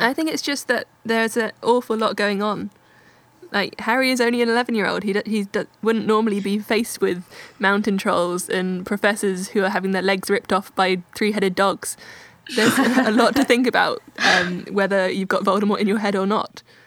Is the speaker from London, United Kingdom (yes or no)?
no; Oxford, South East England, United Kingdom; in Oxford, my hometown